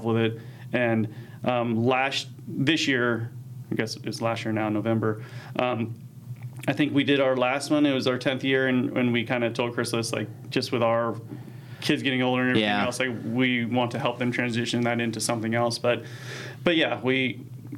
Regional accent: California, United States; moved away as an adult; also born or lived in Kansas City; now in Arizona, United States; I grew up in California

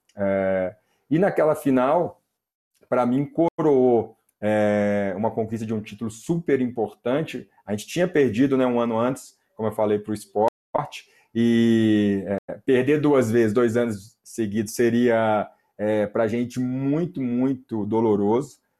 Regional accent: Belo Horizonte, Minas Gerais, Brazil; eu sou de Belo Horizonte

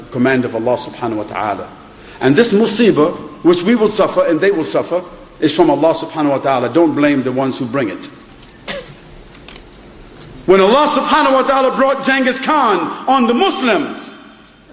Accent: New York, United States; now in United Kingdom; I was born in Harlem, New York. So I know what drugs and prostitution is.

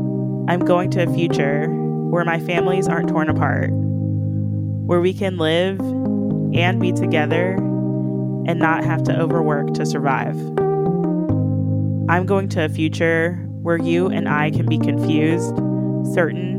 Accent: Kentucky, United States; now in Columbus, United States; I grew up in Kentucky, crossing over the Ohio River every morning to go to school.

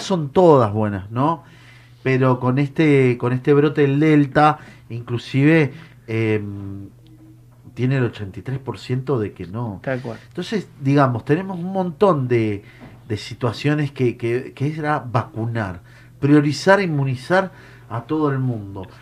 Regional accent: Argentina; somos argentinos

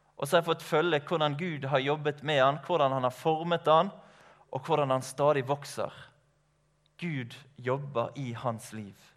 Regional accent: Skarefjellet, Matoppen, Vestland, Norway; now in Laksevåg, Norway; Jeg er oppvokst ute på Skarefjellet i Matoppen opprinnelig

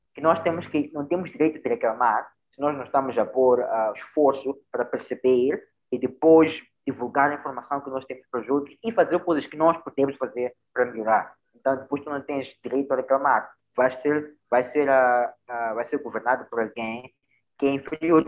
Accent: Mozambique

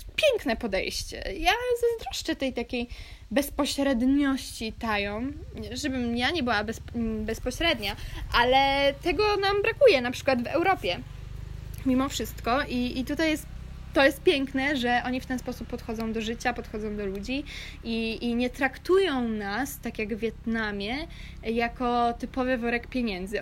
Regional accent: Kashubia, Pomeranian Voivodeship, Poland; moved away; moja wioska na Kaszubach, z której pochodzę

